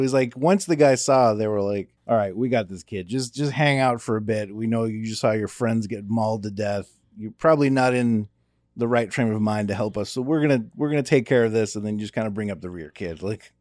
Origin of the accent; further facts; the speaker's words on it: United States; because we're American